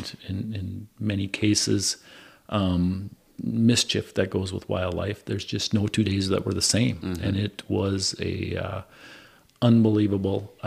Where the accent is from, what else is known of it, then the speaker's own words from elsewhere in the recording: Winona, Minnesota, United States; also born or lived in Southeast Indiana / Hennepin County, Minnesota; I left Winona, graduated high school in Winona in 1986, left, and I came back here in 2003